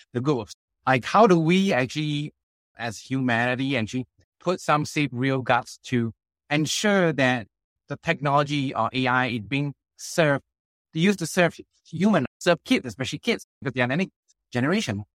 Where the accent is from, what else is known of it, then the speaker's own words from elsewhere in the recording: Singapore; also born or lived in Australia / United States / China; I came from the Singapore education system